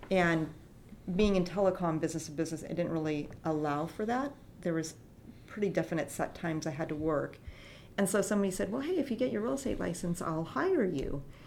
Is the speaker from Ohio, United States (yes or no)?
no; Longview, Washington, United States; I was born in Longview, Washington